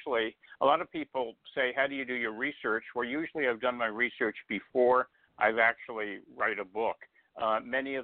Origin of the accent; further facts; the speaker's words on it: New York City, New York, United States; I was born in Manhattan